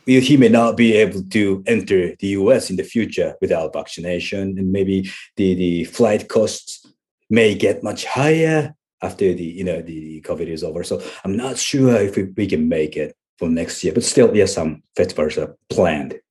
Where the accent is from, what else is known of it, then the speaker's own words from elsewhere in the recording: Japan; English is a second language; here in Japan, we learn English for, like, ten years